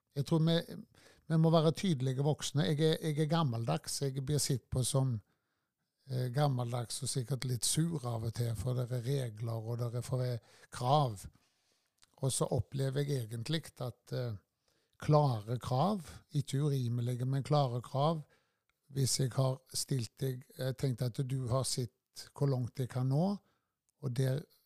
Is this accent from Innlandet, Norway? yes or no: no; Tysvær, Rogaland, Norway; født og oppvokst på Førland. Og har bodd eh, med unntak av studieårene i Tysvær hele livet